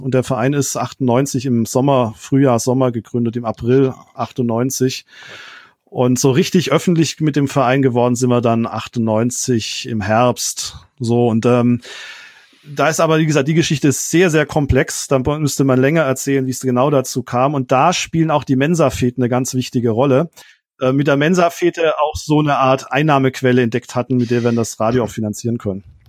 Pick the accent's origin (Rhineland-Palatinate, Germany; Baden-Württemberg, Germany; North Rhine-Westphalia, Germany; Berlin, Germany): Baden-Württemberg, Germany; Rottweil; also born or lived in Mannheim / Friedrichshafen; Die Stadt Rottweil ist die Stadt, in der ich zur Schule gegangen bin, ist quasi meine Heimatstadt